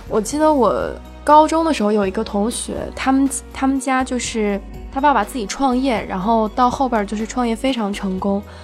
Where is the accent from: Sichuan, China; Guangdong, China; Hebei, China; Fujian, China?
Guangdong, China; Shenzhen; also born or lived in Hunan; 我是很小的时候就跟着我爸妈去了深圳，大概三岁的时候，我老家在湖南嘛